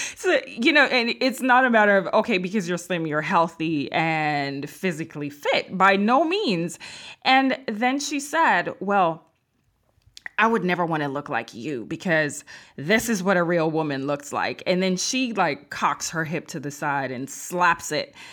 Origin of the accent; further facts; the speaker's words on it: Jamaica; moved away; I'm from Jamaica